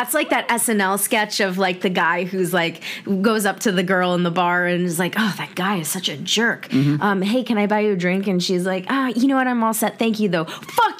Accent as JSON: {"language": "English", "town": "Alpharetta", "region": "Georgia", "country": "United States", "tie": "born or raised there", "said": "The boys in growing up in Alpharetta, Georgia in the South"}